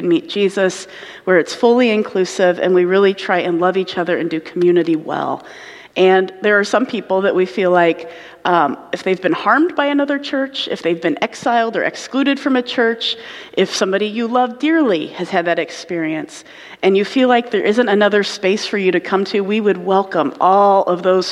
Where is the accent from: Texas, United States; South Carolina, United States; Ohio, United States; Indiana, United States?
Indiana, United States; now in Michigan, United States; I grew up in Indiana